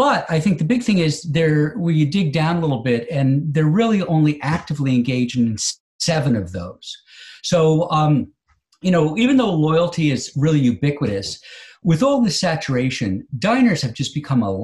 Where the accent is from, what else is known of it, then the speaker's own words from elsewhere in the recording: United States; as an American consumer